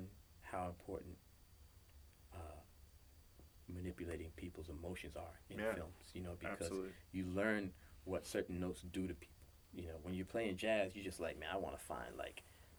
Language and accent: English; New York, United States; moved away as an adult; now in Los Angeles, United States; We're both from New York.